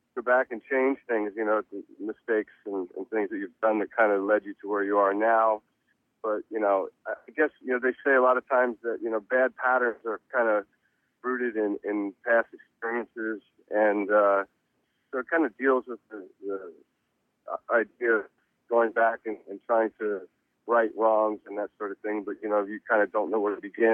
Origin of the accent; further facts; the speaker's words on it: Reading, Pennsylvania, United States; I was born in Reading, Pennsylvania